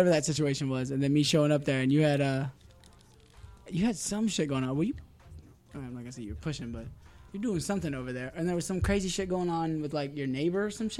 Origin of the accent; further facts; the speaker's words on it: Fallbrook, California, United States; she moved us to Fallbrook, two different houses other than Rainbow